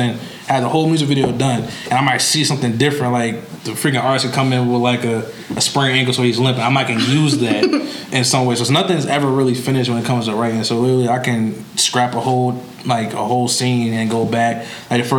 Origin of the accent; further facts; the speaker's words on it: New York, United States; moved away; I'll fly back to New York and I'll buy out a theater for everyone to see it, like in my hometown